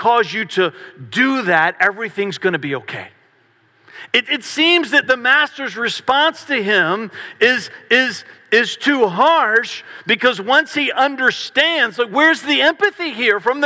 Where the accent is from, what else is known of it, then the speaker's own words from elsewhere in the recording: Varina, Virginia, United States; I grew up in Verina, which is in Henrico County, just outside of Richmond.